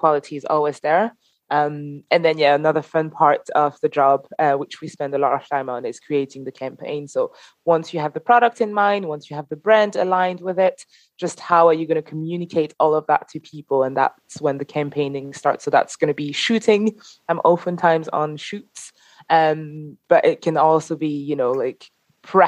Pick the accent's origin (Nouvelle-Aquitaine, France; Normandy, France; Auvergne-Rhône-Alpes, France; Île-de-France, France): Île-de-France, France; Paris; moved away; I'm originally from Paris